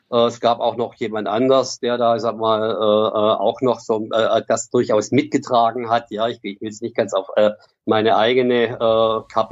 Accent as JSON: {"language": "German", "region": "Baden-Württemberg", "country": "Germany", "tie": "born there", "lives_now": "Ruhr, Germany", "said": "Ich bin gebürtiger Schwabe, wohne mhm. aber zwischenzeitlich im Ruhrgebiet."}